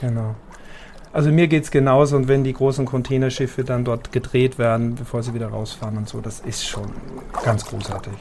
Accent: Austria; now in Hamburg, Germany; ich bin ja Österreicher

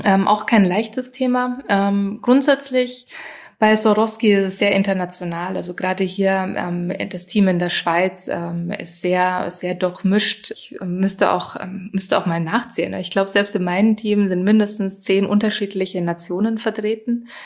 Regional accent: Germany; moved away; ursprünglich bin ich ja aus Deutschland

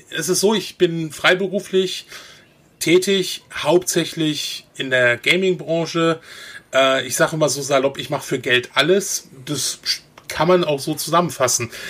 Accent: North Rhine-Westphalia, Germany; Also ich komme eigentlich aus NRW

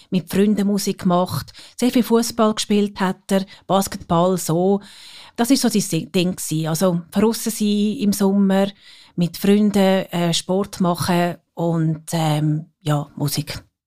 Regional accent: Geroldswil, Zurich, Switzerland; sind wir in Geroldswil aufgewachsen und äh, dann auf Zürich gekommen

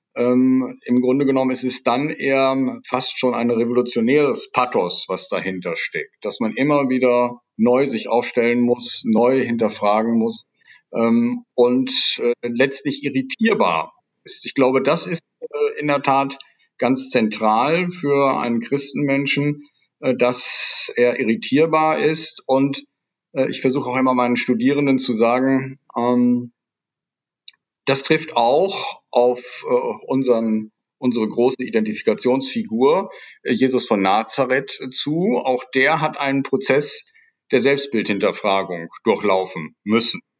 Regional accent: Nordhorn, Lower Saxony, Germany; moved away as an adult; also born or lived in Münster / Netherlands; ich bin geboren in Nordhorn, das ist die Kreisstadt der Grafschaft Bentheim, direkt an der holländischen Grenze

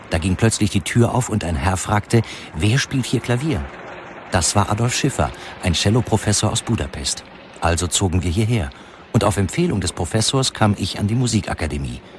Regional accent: Apatin, Vojvodina, Serbia; born there; Geboren bin ich 1892 in Apatin in Südungarn.

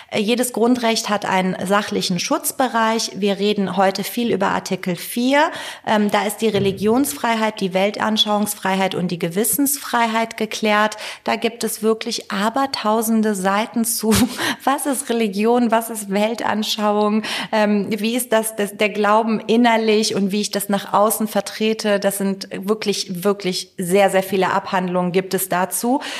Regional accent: Tehran, Tehran Province, Iran; German is a second language; now in Germany; Wobei ich kann jetzt nur für Teheran und den Norden Irans sprechen, wo ich herkomme.

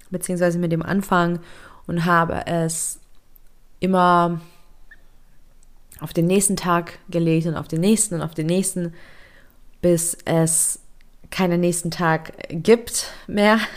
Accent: Lithuania; ich bin ähm, in Litauen geboren und aufgewachsen in äh, einer recht strengen und konservativen Familie.

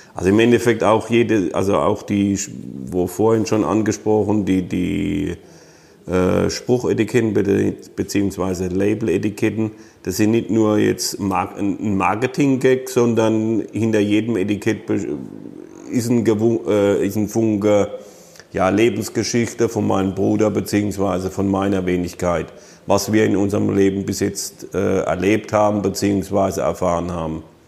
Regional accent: Rhineland-Palatinate, Germany; bei uns in der Pfalz

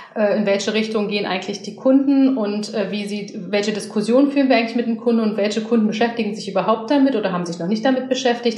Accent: Berlin, Germany; ich als Berlinerin und als Frau

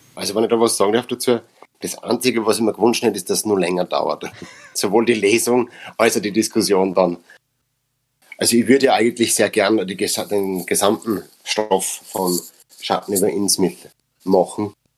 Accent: Upper Austria, Austria; accent: Upper Austrian dialect (Mundart); first language Upper Austrian German dialect; wir sind in Machtrenk, wir sind in Oberösterreich, wir sind in Österreich.

